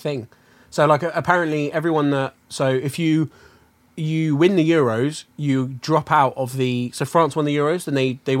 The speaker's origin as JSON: {"language": "English", "region": "England", "country": "United Kingdom", "said": "I'm English."}